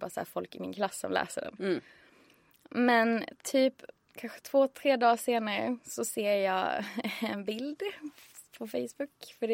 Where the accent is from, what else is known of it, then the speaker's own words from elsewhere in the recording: Skåne, Sweden; moved away as an adult; now in Stockholm, Sweden; jag tog studenten 2010 och sen flyttade till Stockholm 2011 för jag är från Skåne.